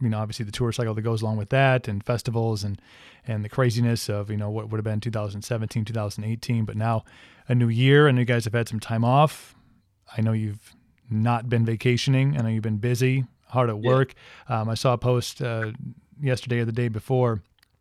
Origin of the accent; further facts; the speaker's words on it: Wisconsin, United States; I'm from Wisconsin and we get like 4 days of summer